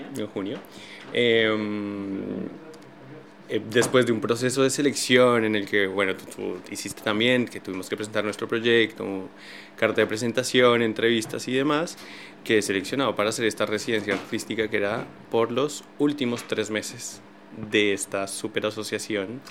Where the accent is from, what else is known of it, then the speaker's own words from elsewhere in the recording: Colombia; moved away as an adult; also born or lived in Buenos Aires, Argentina; now in Paris, France; Yo soy colombiano, como tú decías, tengo 30 años. Eh, hace 11, 12 años salí de mi país, me fui para Argentina